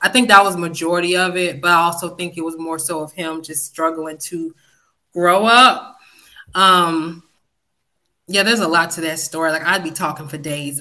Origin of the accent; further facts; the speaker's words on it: West Palm Beach, Florida, United States; accent: country twang; also born or lived in Fort Lauderdale, Florida; now in Georgia, United States; I'm, I'm originally from West Palm Beach. That's my hometown, even though I feel like I've been in Georgia forever.